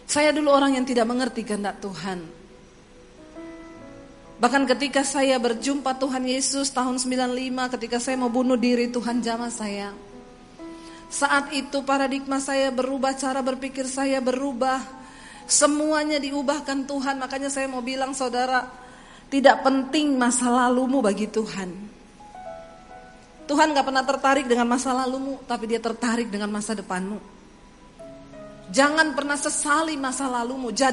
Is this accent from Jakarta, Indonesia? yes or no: no; Poso, Central Sulawesi, Indonesia; saya tinggal di satu kos-kosan di kota Palu, saya dari Poso, saya tinggal di kos-kosan di kota Palu.